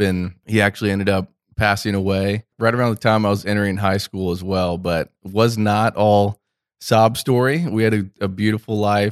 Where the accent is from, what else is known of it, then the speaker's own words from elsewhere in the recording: Orlando, Florida, United States; I grew up here in Orlando, Florida, Central Florida, where we're sitting, producing this podcast. I'm actually a fourth generation Floridian